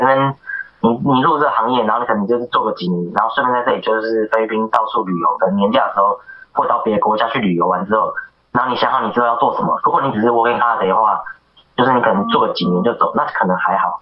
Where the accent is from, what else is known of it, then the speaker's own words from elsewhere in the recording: Taiwan; 那我是台湾人，那我跟你做同样的工作